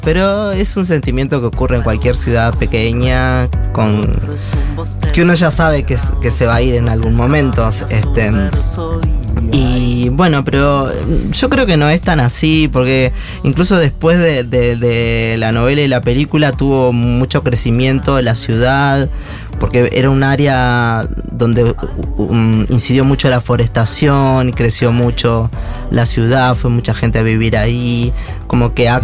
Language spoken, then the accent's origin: Spanish; Uruguay; soy uruguayo y, crecí en mi casa escuchando mucho